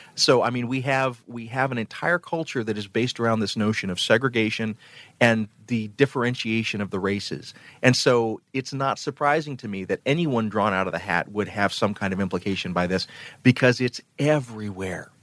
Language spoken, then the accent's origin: English; Phenix City, Alabama, United States; moved away; also born or lived in Columbus, Georgia; I grew up in the Deep South. I grew up in Columbus, Georgia, and Phoenix City, Alabama